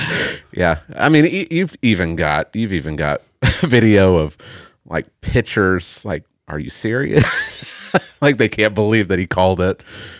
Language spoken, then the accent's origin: English; Tulsa, Oklahoma, United States; Yeah, growing up in Tulsa, I was never around any military personnel at all.